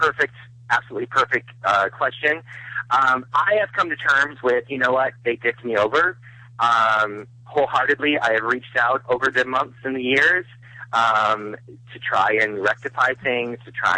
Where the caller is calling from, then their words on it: North Carolina, United States; calling from North Carolina.